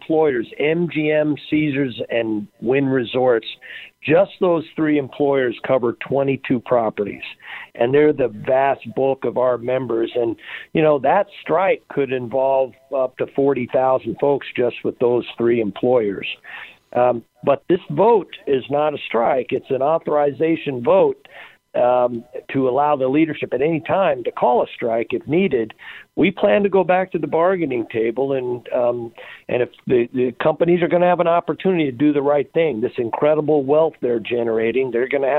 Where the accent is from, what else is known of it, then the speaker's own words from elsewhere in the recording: Las Vegas, Nevada, United States; I was born and raised in Las Vegas